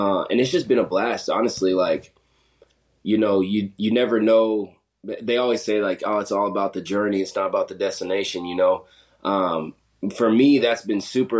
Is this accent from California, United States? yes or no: no; South Dakota, United States; also born or lived in Montana; So I grew up in South Dakota. went to high school out there.